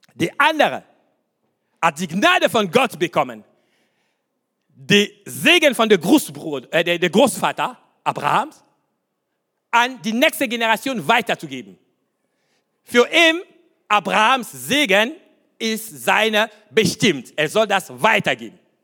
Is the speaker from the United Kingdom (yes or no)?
no; Kinshasa, DR Congo; German is a second language; now in Germany; meine Kindheit, was ich sage euch, Kindheit in Afrika